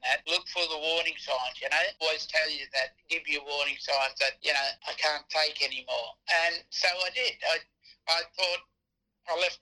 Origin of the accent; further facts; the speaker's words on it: Onslow, Western Australia, Australia; moved away; also born or lived in Kalgoorlie; growing up in Onslow, you're familiar with your culture up that way and that protocol